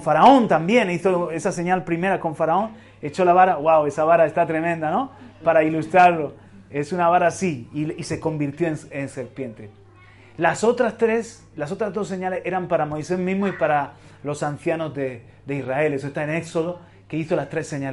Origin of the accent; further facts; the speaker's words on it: Region of Murcia, Spain; Yo también soy murciano, yo también soy español.